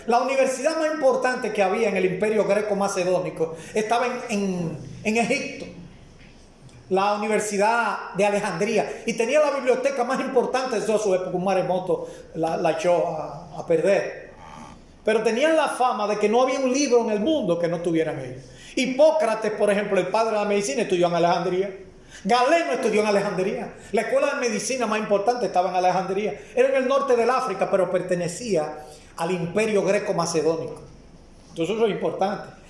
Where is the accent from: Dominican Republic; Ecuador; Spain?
Dominican Republic; como dominicano